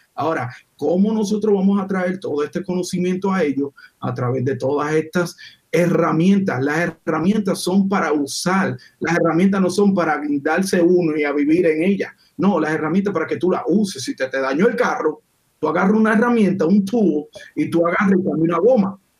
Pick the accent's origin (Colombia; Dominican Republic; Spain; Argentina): Dominican Republic; now in United States; yo vengo de República Dominicana